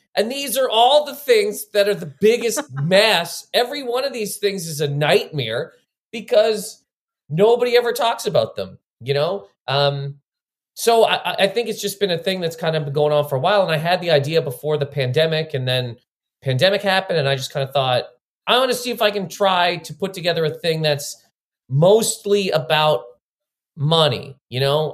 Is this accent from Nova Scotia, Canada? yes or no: yes; Halifax, Nova Scotia, Canada; now in New York, United States; so I grew up in Nova Scotia. I'm from Halifax, Nova Scotia